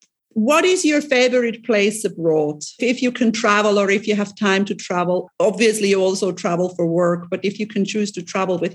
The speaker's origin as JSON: {"language": "English", "country": "Switzerland", "said": "I am from Switzerland."}